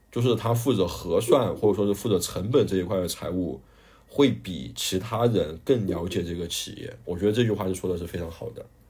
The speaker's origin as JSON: {"language": "Chinese", "town": "Guiyang", "region": "Guizhou", "country": "China", "also_born_or_lived": "Guinea", "accent": "Guiyang dialect", "moved": "as an adult", "lives_now": "Ghana", "said": "我们贵阳话叫炸的洋芋"}